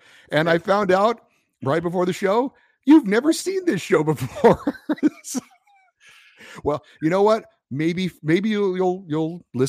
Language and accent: English; Central California, United States; I grew up in Central California, didn't know much about hockey at all